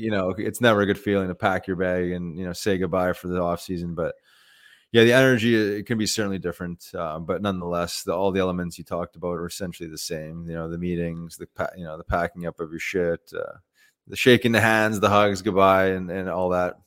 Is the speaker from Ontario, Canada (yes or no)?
no; Winnipeg, Manitoba, Canada; I grew up in Winnipeg